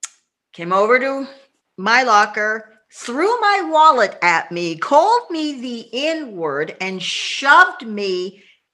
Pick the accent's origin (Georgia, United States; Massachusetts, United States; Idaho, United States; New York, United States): Massachusetts, United States; suburb of Boston; now in Tacoma, United States; Was raised in a conservative white suburb of Boston